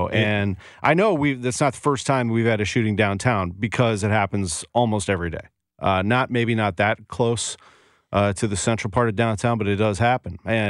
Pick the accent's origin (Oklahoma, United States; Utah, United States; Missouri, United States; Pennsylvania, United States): Missouri, United States; St. Louis County; I didn't grow up downtown, but I've worked downtown for almost 25 years, and I love it. And I grew up in St. Louis County